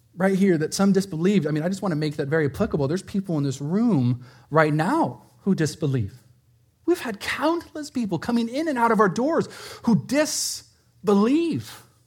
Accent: Prescott, Arizona, United States; moved away; I grew up in Prescott, Arizona

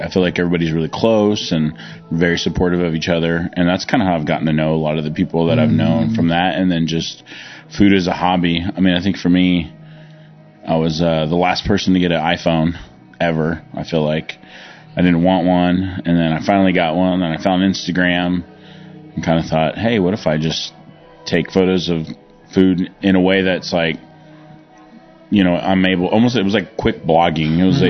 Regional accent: Broken Arrow, Oklahoma, United States; also born or lived in Southern California; So, I feel like I grew up in Oklahoma now. I moved here 92. My parents dragged me kicking and screaming from Southern California to landlocked Oklahoma in Broken Arrow.

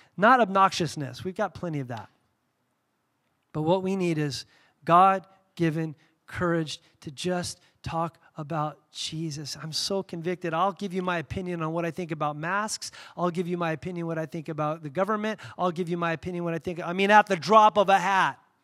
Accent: Southern California, United States; moved away; I grew up in Southern California

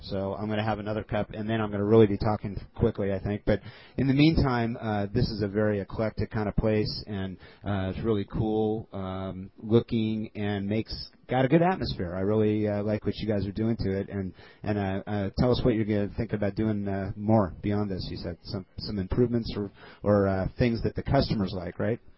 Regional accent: Culver City, California, United States; also born or lived in Glendale; I grew up in Culver City, as a matter of fact, as a kid

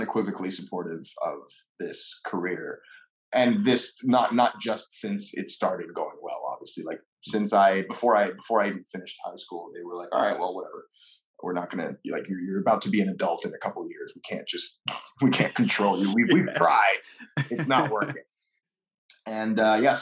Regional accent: Montreal, Quebec, Canada; first language French; English is a second language; I was born in Montreal

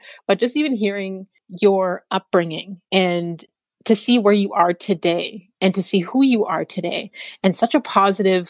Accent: Canada; I was born in Canada

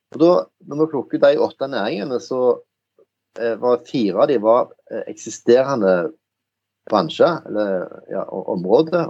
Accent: Jæren, Rogaland, Norway; accent: Jæren dialect; jeg er jo jærbu som hører på dialekten

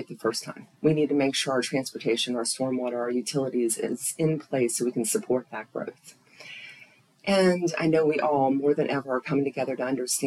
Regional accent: Tallahassee, Florida, United States; this is my hometown. I love Tallahassee.

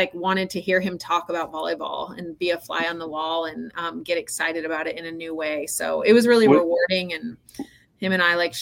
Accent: Rancho Cucamonga, California, United States; moved away as an adult; also born or lived in Oregon / Montana; now in Missoula, United States; I am from Southern California, so I grew up in a city called Rancho Cucamonga.

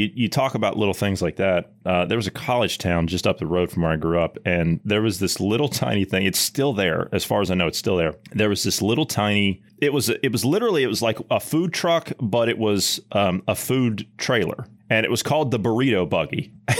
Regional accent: Ohio, United States; Obviously, I'm a Midwesterner. I'm from Ohio, and you're from down south in Oklahoma.

